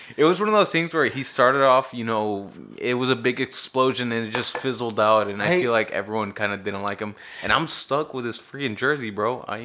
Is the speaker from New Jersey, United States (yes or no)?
no; Dallas, Texas, United States; growing up in Dallas